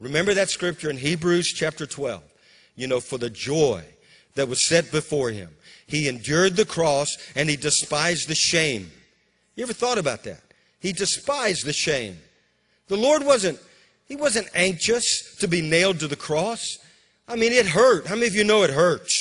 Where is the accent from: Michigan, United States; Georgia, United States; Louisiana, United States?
Louisiana, United States; Bogalusa; moved away; also born or lived in Amarillo, Texas / Waco, Texas / Moravian Falls, North Carolina; my hometown, Bogalusa, was one of the strongholds of the KKK